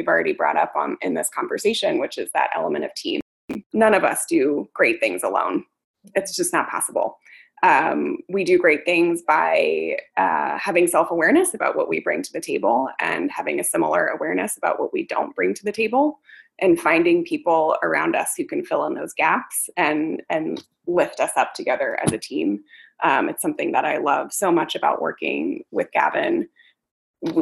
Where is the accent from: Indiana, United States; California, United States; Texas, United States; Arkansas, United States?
California, United States; San Francisco; I grew up in San Francisco in a bed and breakfast